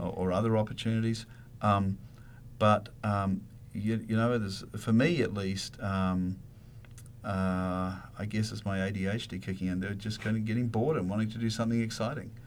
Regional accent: New Zealand; moved away; growing up where I grew up in New Zealand, there's a lot of animals around

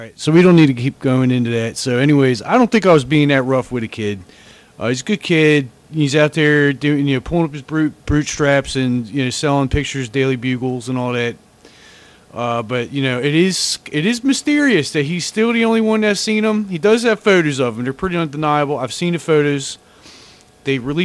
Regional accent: United States; as an American

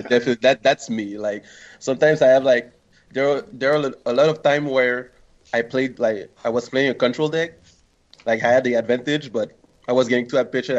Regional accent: Montreal, Quebec, Canada; I'm from uh, Montreal, Canada.

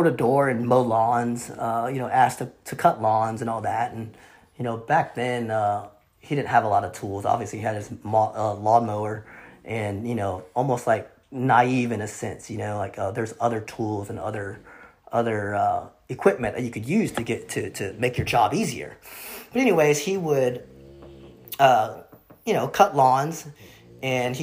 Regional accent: United States; also born or lived in Vietnam; Growing up in America, I wouldn't say it was difficult, but I would say that it was, I mean, I was learning two languages at the same time in the household

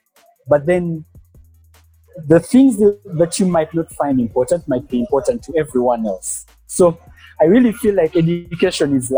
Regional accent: Kampala, Central Region, Uganda; also born or lived in Western Uganda; I am based in Kampala, born and raised in Kampala, but I'm from the western part of Uganda

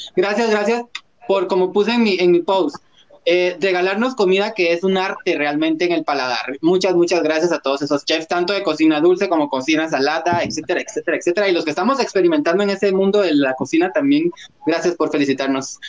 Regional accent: Guatemala; como guatemaltecos

